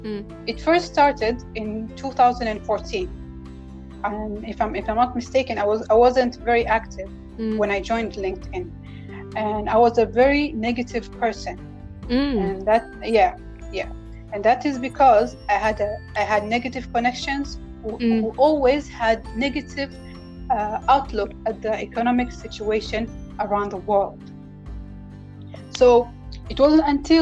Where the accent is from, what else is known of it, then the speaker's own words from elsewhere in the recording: Oman; I'm from the Sultanate of Oman